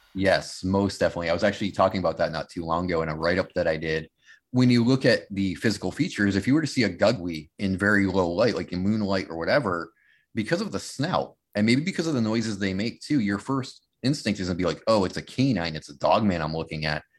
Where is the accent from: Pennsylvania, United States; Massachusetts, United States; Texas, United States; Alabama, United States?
Massachusetts, United States; growing up in Massachusetts